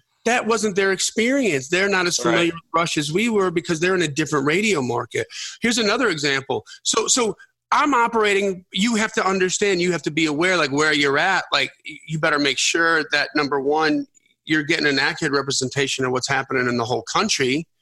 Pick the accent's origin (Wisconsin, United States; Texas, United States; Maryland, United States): Wisconsin, United States; Milwaukee; we grew up in the Milwaukee radio market